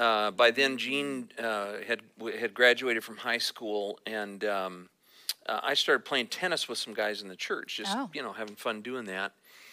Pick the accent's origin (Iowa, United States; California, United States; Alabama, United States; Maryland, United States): California, United States; also born or lived in Texas; I was born in Texas while my dad was in seminary. And we lived for about another year in Texas. I don't remember any of that. And but then we came to California, to Northern California, because he was a pastor.